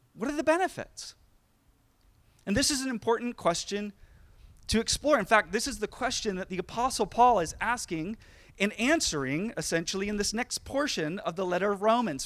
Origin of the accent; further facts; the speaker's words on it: Sacramento, California, United States; I grew up in the Sacramento area